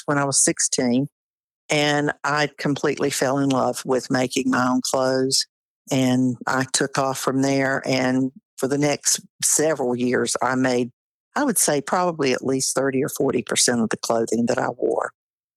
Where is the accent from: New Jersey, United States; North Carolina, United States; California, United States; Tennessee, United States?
North Carolina, United States; Wayne County; I grew up in Wayne County, North Carolina, on a tobacco farm